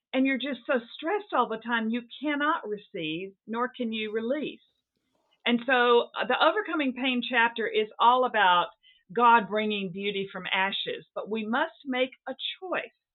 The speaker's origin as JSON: {"language": "English", "region": "the South", "country": "United States", "tie": "born or raised there", "also_born_or_lived": "Seattle", "moved": "yes", "lives_now": "New England, United States", "said": "it's not the Bible Belt where I grew up in the South"}